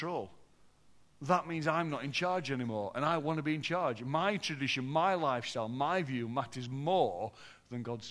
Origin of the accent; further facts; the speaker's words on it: Yorkshire and the Humber, United Kingdom; I'm from Yorkshire.